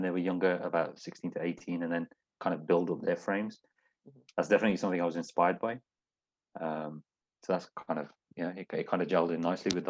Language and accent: English; Smethwick, West Midlands, United Kingdom; Like I said, it's a multicultural city. Everyone's all good. I'm from Smedic.